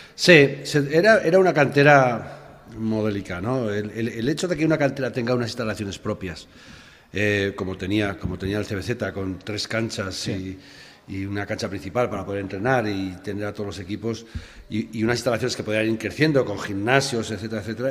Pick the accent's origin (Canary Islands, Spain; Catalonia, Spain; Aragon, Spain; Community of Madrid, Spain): Aragon, Spain; que éramos todos de Aragón